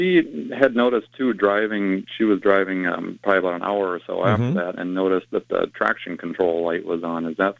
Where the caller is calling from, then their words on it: St. Cloud, Minnesota, United States; Up here in Minnesota, actually, I've called you before, but oddly enough, about some tire problems before up in the middle St. Cloud, Minnesota area.